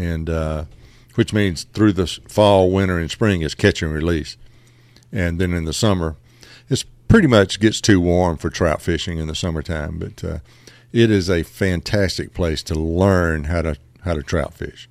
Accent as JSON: {"language": "English", "town": "Bradley", "region": "Georgia", "country": "United States", "tie": "born or raised there", "said": "I grew up about, uh, fifteen miles outside of Macon in Jones County, a little community called Bradley"}